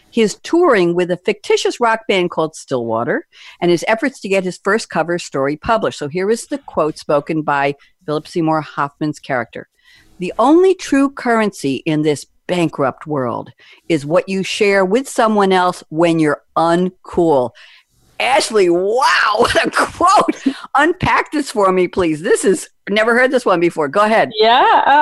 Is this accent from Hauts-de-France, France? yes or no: no; Paris, Île-de-France, France